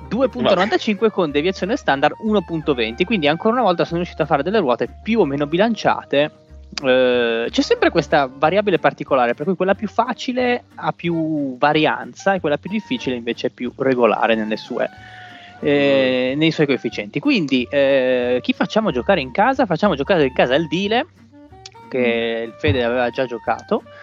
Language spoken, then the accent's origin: Italian; La Spezia, Liguria, Italy